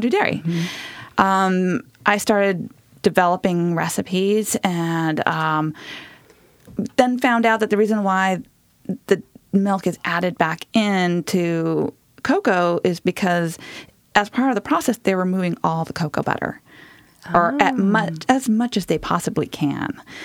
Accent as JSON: {"language": "English", "region": "Southern California", "country": "United States", "tie": "born or raised there", "moved": "yes", "said": "I grew up in Southern California, where you don't get a lot of winter"}